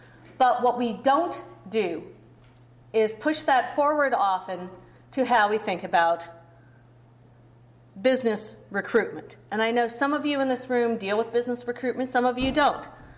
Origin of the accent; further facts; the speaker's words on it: Cleveland, Ohio, United States; It was not that way, you know, when I was growing up in Cleveland.